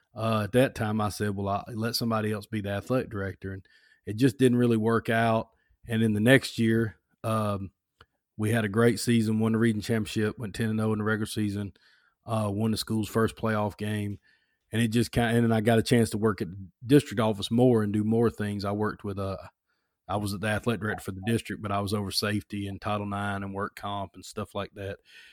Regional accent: Alabama, United States; I'm from Alabama, South Alabama. I went to Foley High School, and I went to University of Alabama.

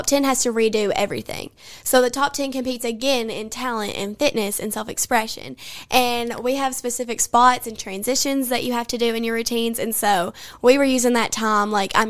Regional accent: Kentucky, United States; accent: country; My fellow country accent queen.

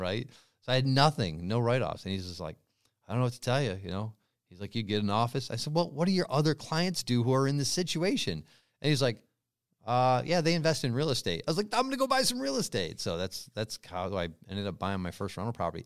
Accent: North Adams, Massachusetts, United States; moved away as an adult; now in California, United States; in my hometown, yeah, a crappy little state school

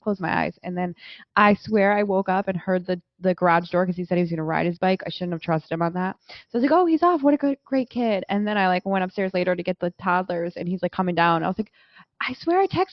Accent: Midwest, United States; moved away; I'm from the Midwest

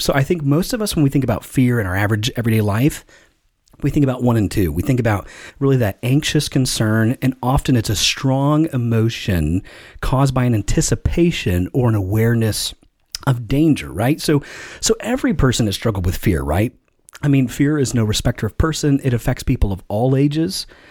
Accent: Elkhart, Indiana, United States; I grew up in Elkhart, Indiana, and they had the four H fair

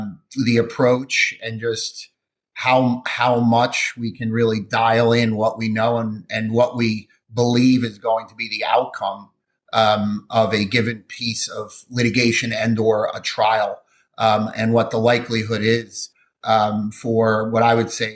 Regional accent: New Jersey, United States; I'm from New Jersey

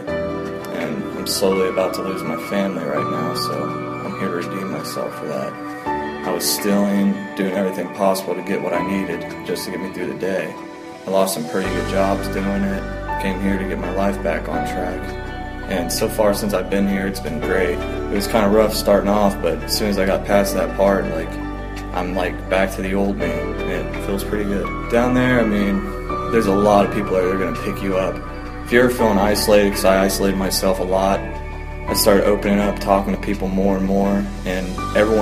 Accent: Whitehall, Ohio, United States; I'm from Whitehall, Ohio

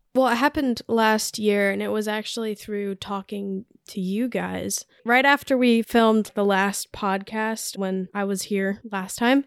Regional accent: Richmond, Virginia, United States; moved away as an adult; now in Huntsville, United States; I'm from Richmond, Virginia. Grew up there most of my life and moved here about a year and a half

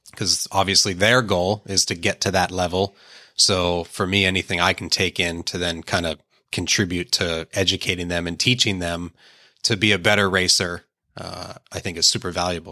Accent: Pittsburgh, Pennsylvania, United States; also born or lived in Painesville, Ohio; we only lived there till I think I was three or four years old and then went to Pittsburgh. And, yeah, I grew up in Pittsburgh

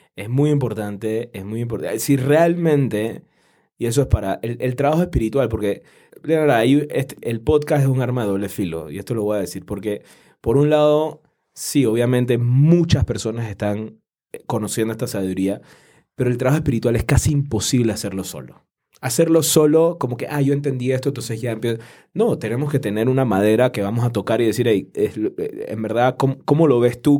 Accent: Panama; en mi país, en Panamá

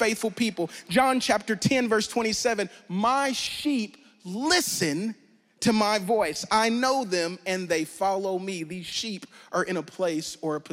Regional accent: Louisiana, United States; I'm from Louisiana

